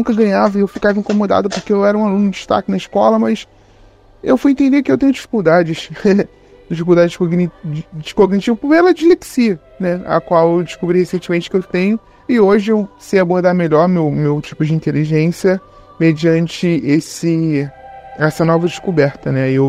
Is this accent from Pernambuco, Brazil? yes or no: no; Rio de Janeiro, Brazil; tenho 31 anos, sou aqui do Rio de Janeiro.